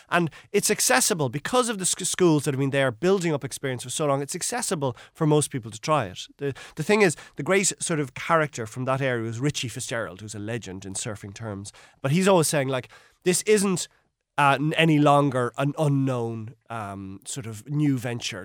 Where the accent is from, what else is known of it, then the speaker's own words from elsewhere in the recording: Ireland; we as Irish people